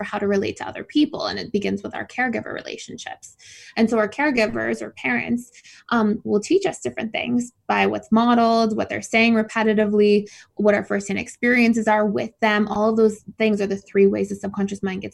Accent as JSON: {"language": "English", "town": "Mississauga", "region": "Ontario", "country": "Canada", "tie": "born or raised there", "also_born_or_lived": "Georgia, United States / Florida, United States", "moved": "as an adult", "said": "I was born in Mississauga, so just outside of Toronto"}